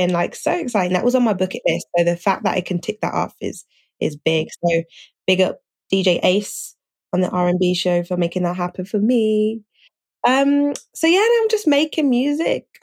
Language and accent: English; Birmingham, West Midlands, United Kingdom; I'm from Birmingham in the UK. I have to always say the UK because it's always like, oh, you're from, where is it? In Alabama or something